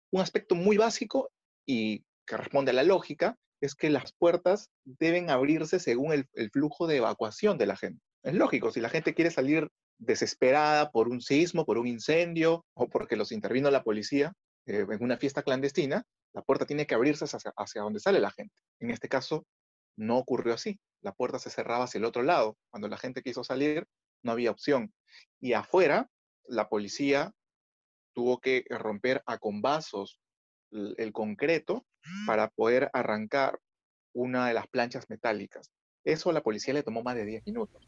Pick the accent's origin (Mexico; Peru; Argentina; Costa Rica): Peru; como ciudadanos, como vecinos, como peruanos en general